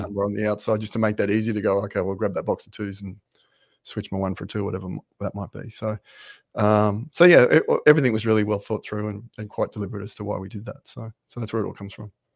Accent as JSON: {"language": "English", "town": "Brisbane", "region": "Queensland", "country": "Australia", "moved": "as an adult", "lives_now": "Ireland", "said": "I'm from Brisbane in Australia"}